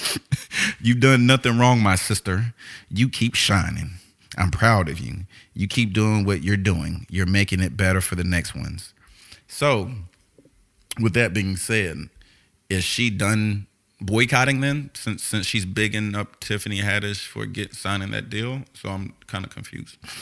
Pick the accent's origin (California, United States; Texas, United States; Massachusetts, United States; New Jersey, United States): Texas, United States; Houston; I was raised in Houston